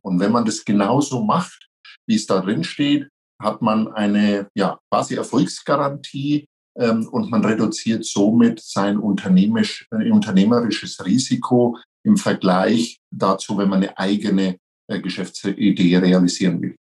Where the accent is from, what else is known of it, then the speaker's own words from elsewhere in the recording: near Nuremberg, Franconia, Bavaria, Germany; accent: Franconian; meinem Dialekt unschwer entnehmen kann, ich bin Franke, ich komme aus der Nähe von Nürnberg